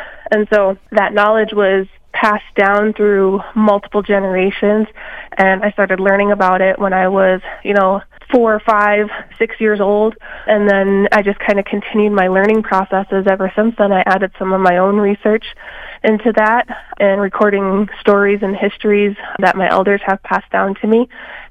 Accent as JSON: {"language": "English", "town": "Milks Camp", "region": "South Dakota", "country": "United States", "tie": "born or raised there", "lives_now": "Mankato, United States", "said": "I'm originally from Rosebud Reservation in South Dakota. My community is called Milks Camp, and that's where I grew up and was born and raised, and then I moved to Mankato about 6 years ago."}